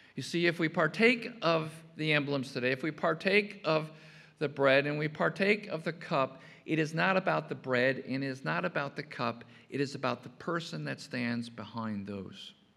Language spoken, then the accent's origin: English; Chicago, Illinois, United States; growing up in Chicago